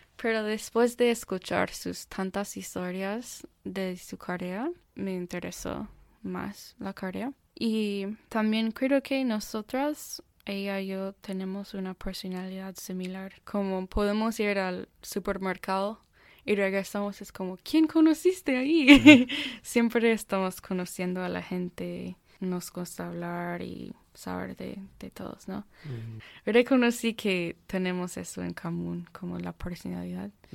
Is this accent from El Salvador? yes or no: no; Austin, Texas, United States; Spanish is a second language; moved away as an adult; also born or lived in Houston, Texas; now in Birmingham, United States; yo nací en Houston y pero cuando yo tenía tres años, mi familia y yo nos mudamos a Austin. Entonces crecí en Austin